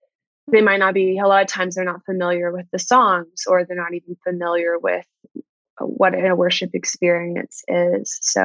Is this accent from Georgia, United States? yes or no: yes; Atlanta, Georgia, United States; now in New York City, United States; So I think I've lost it a bit, my accent